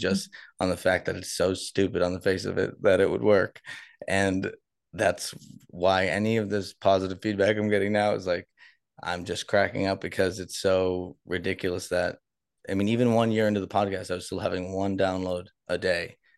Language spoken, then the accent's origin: English; Boston, Massachusetts, United States; moved away; I'm from Boston